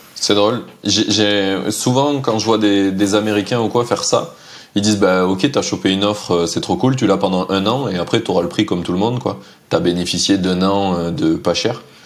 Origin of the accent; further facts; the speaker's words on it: France; en tant que Français